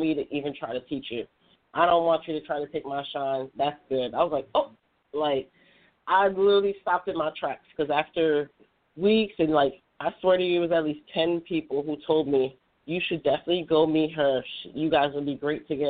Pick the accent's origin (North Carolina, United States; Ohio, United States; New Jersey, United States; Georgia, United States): New Jersey, United States; I'm from New Jersey